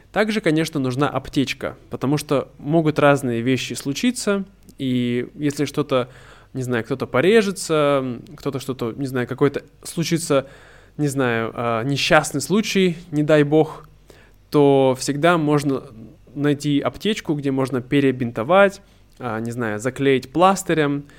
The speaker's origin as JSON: {"language": "Russian", "town": "Irkutsk", "region": "Irkutsk Oblast", "country": "Russia", "tie": "born or raised there", "moved": "yes", "said": "недалеко от э, Иркутска, от моего родного города"}